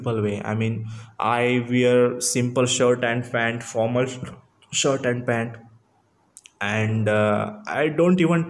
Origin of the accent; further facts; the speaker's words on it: Marathi medium background, Maharashtra, India; English is a second language; I'm from Marathi medium student. I'm from Marathi medium background. Purely in my family also, only I'm the person who can speak English